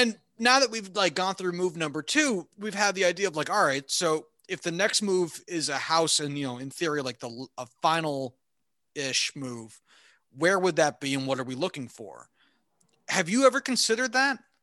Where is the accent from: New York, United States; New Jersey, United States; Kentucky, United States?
New Jersey, United States; Clinton; I hated growing up in Hunterdon County.